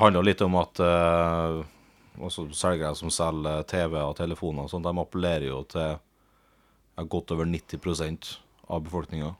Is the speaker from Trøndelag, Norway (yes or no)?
no; Sunndal, Møre og Romsdal, Norway; hjemme i Sunndal, der jeg vokste opp